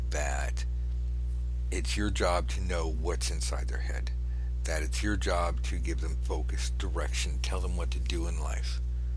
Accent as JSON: {"language": "English", "region": "California", "country": "United States", "said": "I'm from California"}